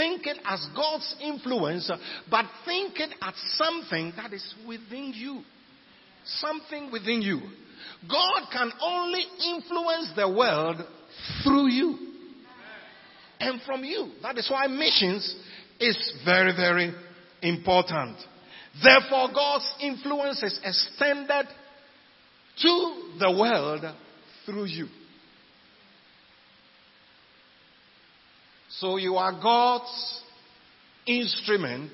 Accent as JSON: {"language": "English", "country": "Ghana", "said": "we're Ghanaians, we are in Ghana"}